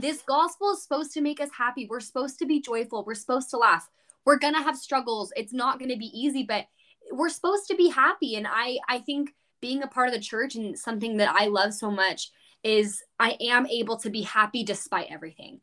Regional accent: California, United States; growing up in California, like, we both did

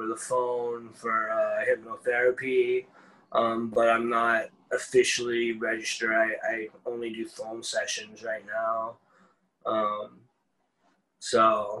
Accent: California, United States; moved away as an adult; now in Bangkok, Thailand; I'm from California

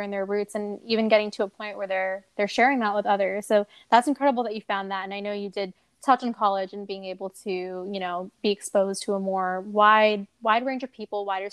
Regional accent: United States; growing up in America as a first generation Indian American

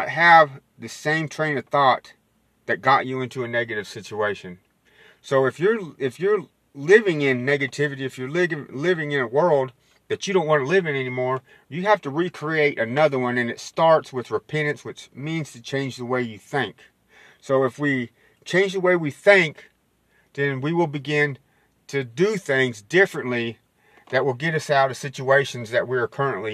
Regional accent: West Texas, United States; I'm from West Texas

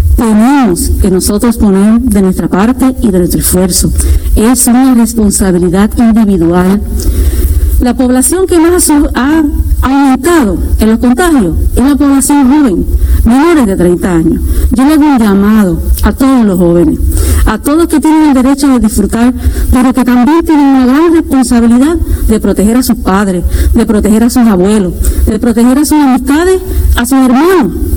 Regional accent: Puerto Rico

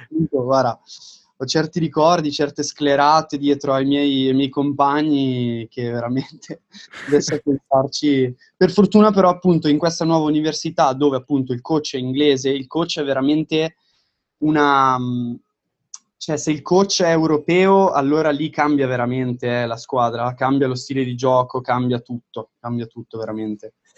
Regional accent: Domodossola, Piedmont, Italy; moved away as an adult; also born or lived in Milan; now in Fort Lauderdale, United States; sono di Domodossola, quindi nel nord del Piemonte

